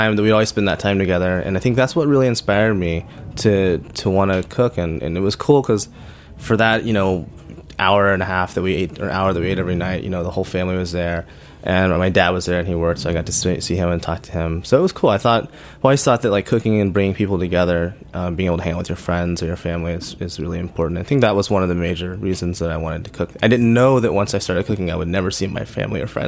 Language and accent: English; Oklahoma City, Oklahoma, United States; moved away as an adult; also born or lived in San Francisco; I grew up in Oklahoma City